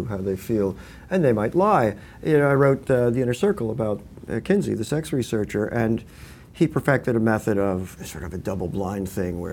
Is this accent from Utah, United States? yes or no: no; Westchester County, New York, United States; moved away as an adult; now in California, United States; I grew up in Westchester in a housing development with woods out back